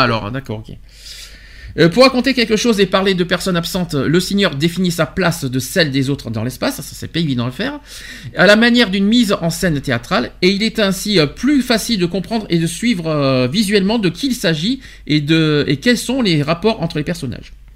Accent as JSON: {"language": "French", "country": "France", "said": "chez nous en France"}